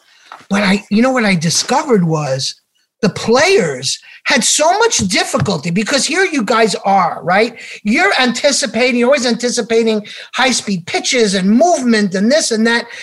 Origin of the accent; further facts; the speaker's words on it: New York City, New York, United States; we're from New York, so kind of like I grew up in Queens